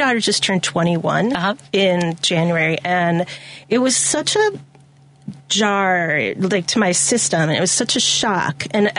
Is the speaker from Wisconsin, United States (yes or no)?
yes; Milwaukee, Wisconsin, United States; moved away as an adult; also born or lived in New York City; now in Illinois, United States; I actually grew up in Milwaukee, Wisconsin.